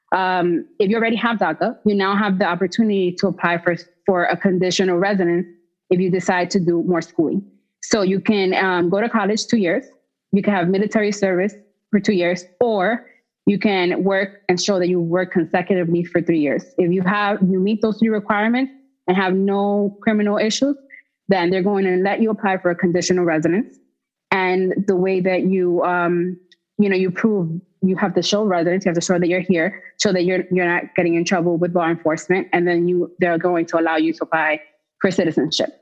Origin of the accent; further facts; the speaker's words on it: United States; I was born in the United States to Dominican parents